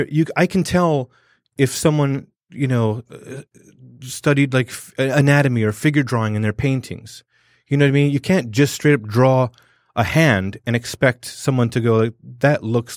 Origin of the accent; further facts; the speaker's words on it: London, United Kingdom; growing up in London, you know, I had like West Indian, Punjabi, you know, like African and other European people.